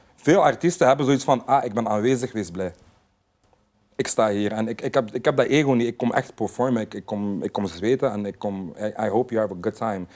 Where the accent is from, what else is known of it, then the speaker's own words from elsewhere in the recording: Sint-Niklaas, Flanders, Belgium; ik ben een artiest uit België